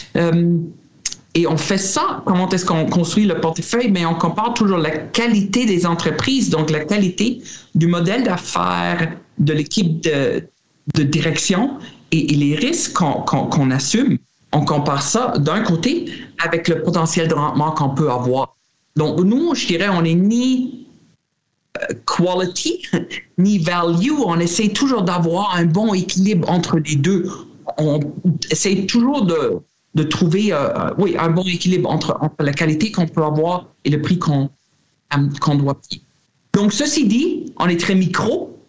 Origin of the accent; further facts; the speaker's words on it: Germany; moved away; J'étais en Allemagne, euh, ben, mon pays natal